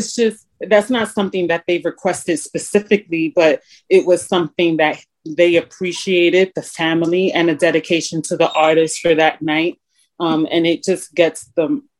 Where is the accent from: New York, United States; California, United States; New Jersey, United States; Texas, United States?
New York, United States; accent: New York; moved away as an adult; also born or lived in Puerto Rico (ancestry); now in Wilmington, United States; I introduce myself as the New Yorican